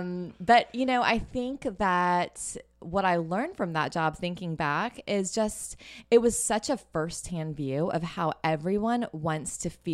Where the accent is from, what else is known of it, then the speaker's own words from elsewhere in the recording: Missouri, United States; also born or lived in Fort Worth, Texas / New York / Austin, Texas; I was born in Fort Worth. We moved to Missouri during my childhood. Yeah. I actually ended up staying there all the way through college.